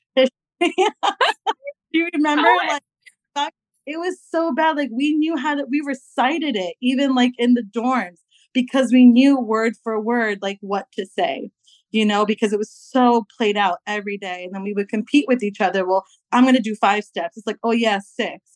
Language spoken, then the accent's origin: English; New York, United States; I'm from New York